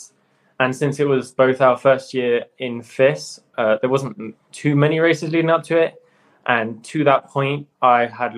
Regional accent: the Alps, Auvergne-Rhône-Alpes, France; I was born in France, so I kind of grew up in the Alps in that environment.

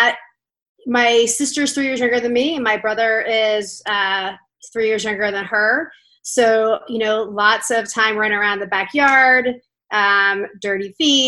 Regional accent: Lancaster, Pennsylvania, United States; I grew up in Lancaster, Pennsylvania

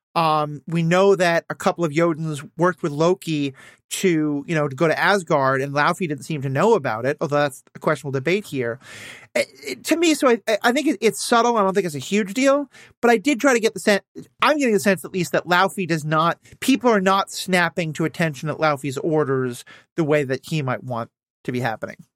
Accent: Minnesota, United States; as a Minnesotan

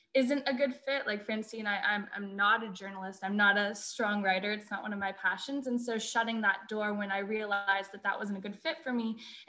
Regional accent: Pennsylvania, United States; now in Nashville, United States; I'm from a small town and I didn't even travel abroad until I was 18.

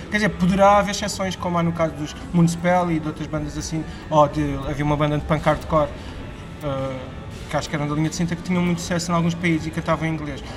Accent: Lisbon, Portugal; also born or lived in Porto; eu cresci em Benfica, então foi mesmo voltar às raízes

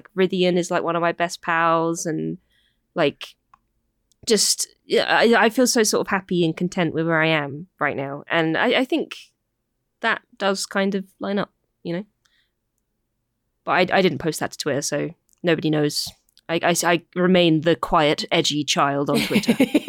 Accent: United Kingdom; I'm not satisfied. I am British.

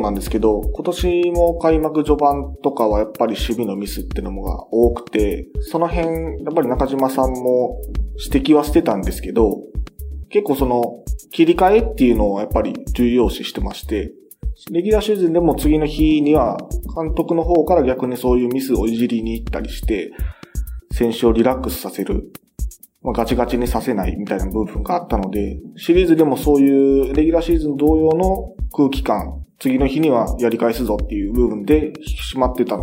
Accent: Mie, Japan; まあ、三重

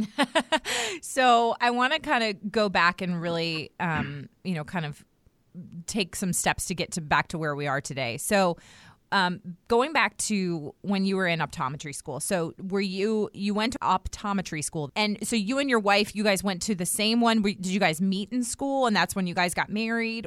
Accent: United States; I was born and raised in Redskins territory outside of Washington, D C

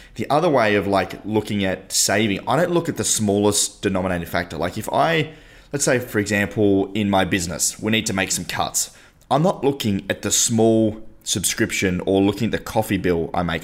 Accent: Tasmania, Australia; We come from Tasmania

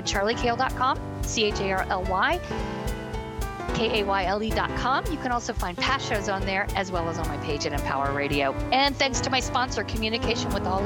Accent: San Francisco, California, United States; the book is my hometown

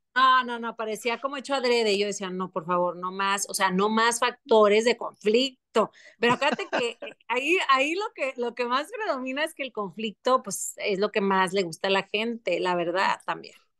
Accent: Monterrey, Nuevo León, Mexico; moved away as an adult; also born or lived in Paris

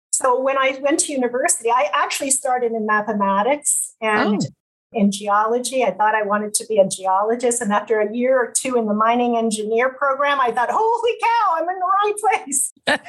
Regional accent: Ottawa, Ontario, Canada; So my parents were both civil servants. I grew up largely in Ottawa, but because my father was a diplomat, a lot of time abroad.

